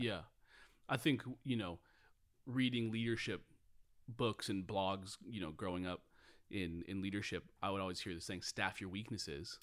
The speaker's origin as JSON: {"language": "English", "town": "Puyallup", "region": "Washington", "country": "United States", "tie": "born or raised there", "said": "I grew up in a small town south of Seattle called Puyallup"}